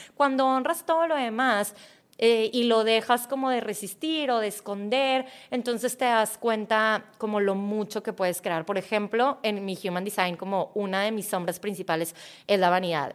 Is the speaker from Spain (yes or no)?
no; Mexico; yo nací en México, yo tengo cualidades que me hacen muy mexicana